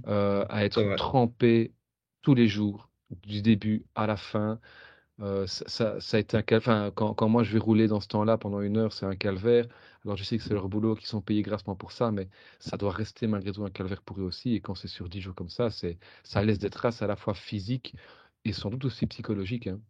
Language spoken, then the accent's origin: French; Belgium; quand on est belge